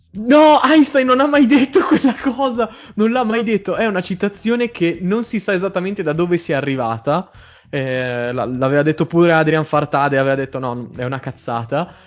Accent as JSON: {"language": "Italian", "town": "Trento", "region": "Trentino-Alto Adige", "country": "Italy", "said": "sì, sono di Trento."}